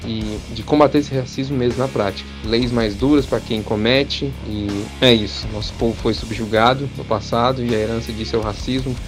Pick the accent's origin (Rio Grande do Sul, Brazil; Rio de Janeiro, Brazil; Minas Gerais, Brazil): Minas Gerais, Brazil; Nós somos de Minas Gerais, do interior de Minas, nós somos uma banda preta